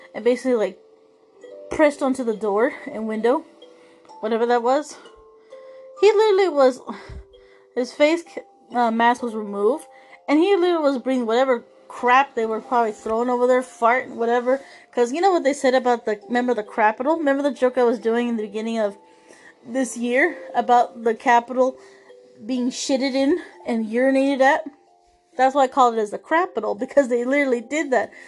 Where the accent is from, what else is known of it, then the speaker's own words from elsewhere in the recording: United States; as American citizens